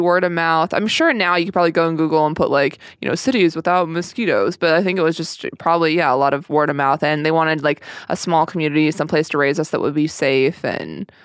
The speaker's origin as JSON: {"language": "English", "town": "Sedona", "region": "Arizona", "country": "United States", "also_born_or_lived": "St. Paul, Minnesota", "said": "I'm from Sedona, Arizona. Well, I moved when I was one and a half."}